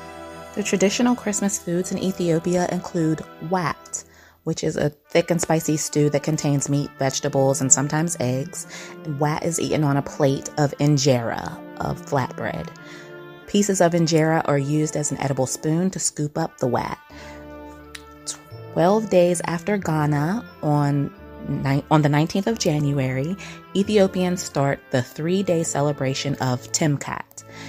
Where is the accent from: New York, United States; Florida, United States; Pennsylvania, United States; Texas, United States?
Pennsylvania, United States; Pittsburgh; I'm from Pittsburgh, Pennsylvania, which is in the United States.